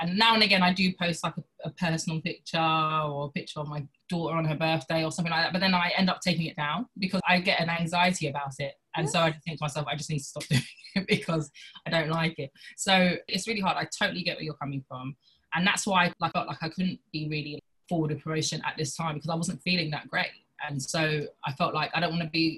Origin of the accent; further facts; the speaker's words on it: London, United Kingdom; I'm an actress from London